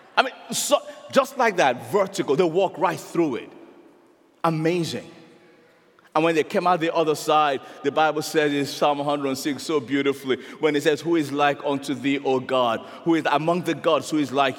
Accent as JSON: {"language": "English", "country": "Nigeria", "said": "I'm a Nigerian"}